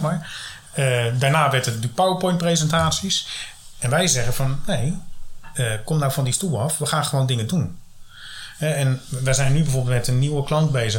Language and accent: Dutch; Rotterdam, South Holland, Netherlands; ik kom dan uit Rotterdam